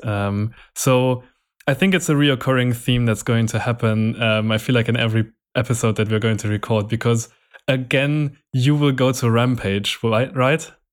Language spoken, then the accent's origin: English; Nuremberg, Bavaria, Germany; in my hometown, there's also a music festival happening every year, which is quite big. Um, in, it's a German festival called, um, Rock im Park